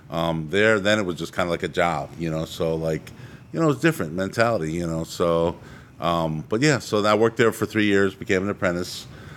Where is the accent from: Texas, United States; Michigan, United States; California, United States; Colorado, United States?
Michigan, United States; Detroit; moved away as an adult; also born or lived in Brooklyn, New York / Clearwater, Florida; now in Tampa Bay area, United States; So I grew up from Brooklyn, but I just was born there. And I grew up in outside of Detroit.